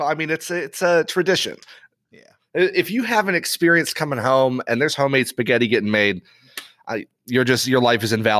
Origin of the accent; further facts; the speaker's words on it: Ireland; So I grew up overseas in Ireland.